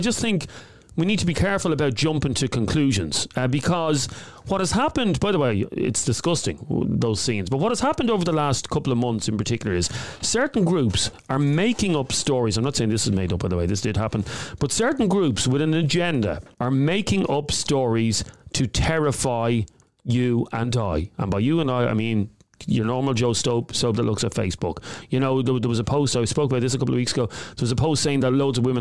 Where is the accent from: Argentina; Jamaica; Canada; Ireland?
Ireland; as Irish people